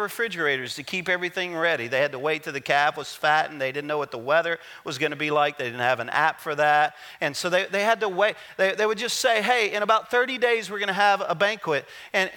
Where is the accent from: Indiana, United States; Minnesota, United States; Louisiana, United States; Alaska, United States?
Louisiana, United States; I'm a Cajun. I'm from Louisiana.